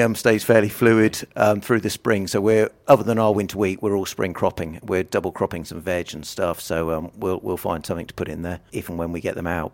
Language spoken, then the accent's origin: English; South Lincolnshire, East Midlands, United Kingdom; I'm from South Lincolnshire.